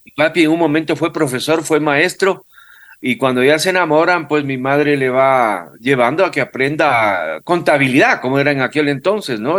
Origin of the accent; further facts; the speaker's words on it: Quito, Pichincha, Ecuador; yo nací en Quito, vivo, viví pues en el barrio Miraflores desde los ocho años